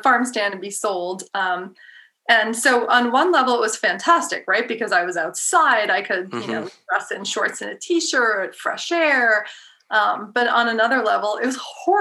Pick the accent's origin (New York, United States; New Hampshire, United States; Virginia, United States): New Hampshire, United States; I'm from New Hampshire